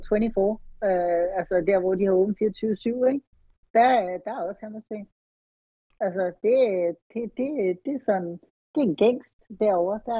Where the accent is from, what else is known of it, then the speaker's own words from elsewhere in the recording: Copenhagen, Capital Region of Denmark, Denmark; moved away as an adult; also born or lived in United States; jeg kom fra København og flyttede til USA.